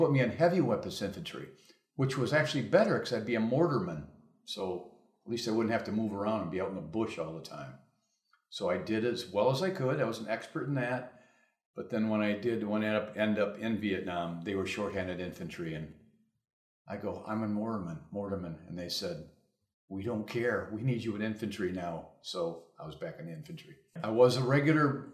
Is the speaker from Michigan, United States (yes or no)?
yes; Grand Rapids, Michigan, United States; I was born in Grand Rapids and I graduated in 1964